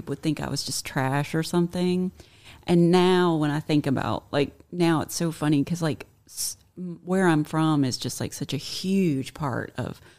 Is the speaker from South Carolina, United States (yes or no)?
yes; South Carolina, United States; I was born and raised in South Carolina, and it was like the. I've really fought to get rid of it.